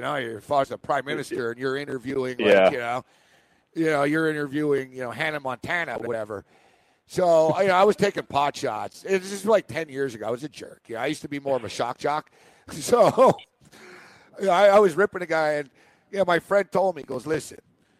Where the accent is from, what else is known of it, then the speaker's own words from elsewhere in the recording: Montreal, Quebec, Canada; Except, like I said, I'm from Montreal. I kind of know him. I know the same people.